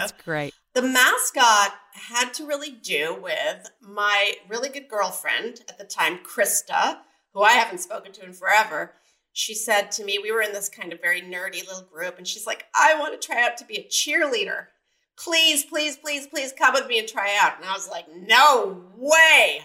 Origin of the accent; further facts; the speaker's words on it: San Diego, California, United States; also born or lived in Mesa, Arizona; I grew up in Point Loma, uh, just right down the road from the military base